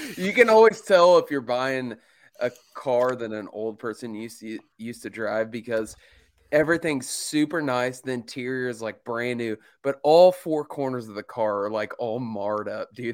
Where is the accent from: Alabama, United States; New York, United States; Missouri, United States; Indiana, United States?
Indiana, United States; Mooresville; my hometown of Mooresville, Indiana